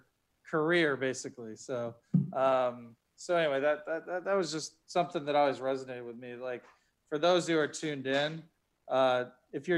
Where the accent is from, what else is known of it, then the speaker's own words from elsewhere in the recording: Ohio, United States; also born or lived in Boston; now in Philadelphia, United States; I grew up in Ohio